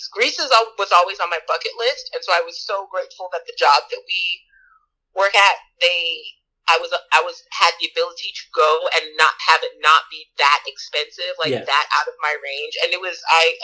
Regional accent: Jamaica; moved away; I'm Jamaican.

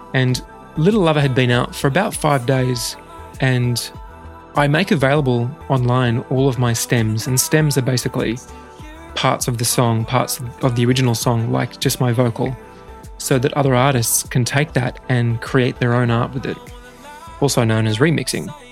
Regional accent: Australia; most Australian teenagers

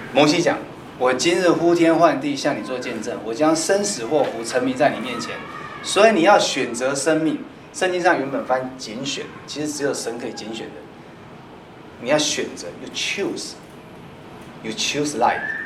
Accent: Taiwan; 我们台湾人

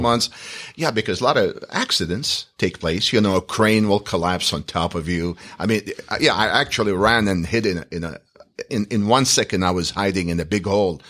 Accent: Iraq; moved away as an adult; now in United States; I'm from the Middle East. I'm from Iraq. We're Chaldeans

